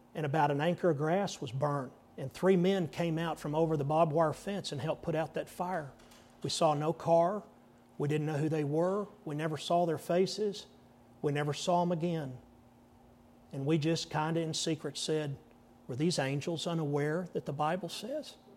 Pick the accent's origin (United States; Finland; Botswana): United States; Texas; I said, "Yes, sir, I am." Did my accent give it away?